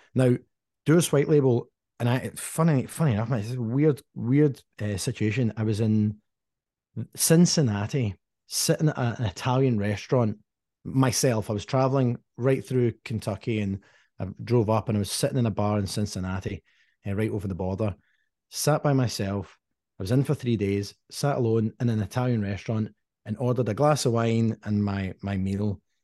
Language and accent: English; Dumbarton, Scotland, United Kingdom; moved away; I grew up in Dumbarton